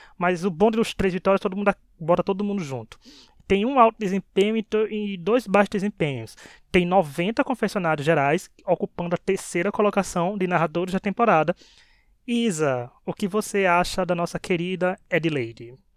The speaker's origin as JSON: {"language": "Portuguese", "region": "Bahia", "country": "Brazil", "accent": "Northeastern", "said": "a gente é da Bahia, o tempero, né, a coisa nordestina, gente. Nordeste, né, nós somos maravilhosos, né, já pode ver não só nosso sotaque"}